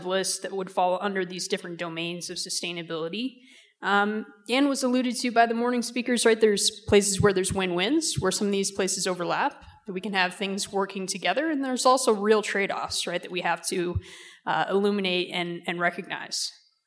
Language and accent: English; upstate New York, United States; moved away; I'm also originally from upstate New York.